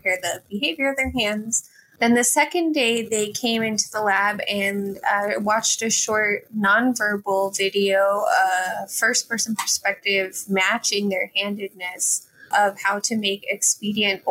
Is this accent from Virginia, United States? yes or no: no; Texas, United States; moved away; also born or lived in Bloomington, Indiana; I am originally from Texas.